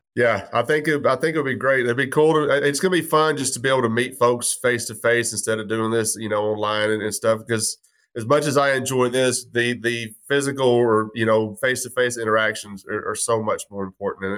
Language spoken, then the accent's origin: English; Texas, United States; moved away as an adult; also born or lived in Fayetteville, Arkansas; now in Arkansas, United States; growing up in Texas, I hated the Longhorns